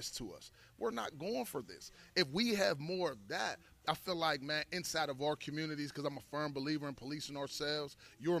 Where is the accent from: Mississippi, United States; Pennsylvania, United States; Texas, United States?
Pennsylvania, United States; Pittsburgh; I grew up in Hazelwood